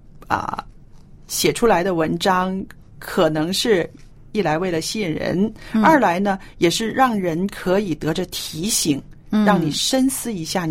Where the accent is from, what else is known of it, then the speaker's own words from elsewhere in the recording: China; 有的人会说：“哎呀，我们中国人呢，已经失去了啊，中国最美好的传统，是不是？”